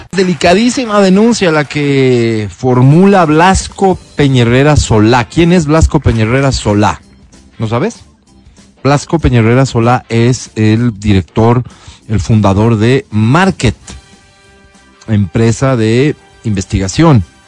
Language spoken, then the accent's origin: Spanish; Ecuadorian Sierra, Ecuador; los serranos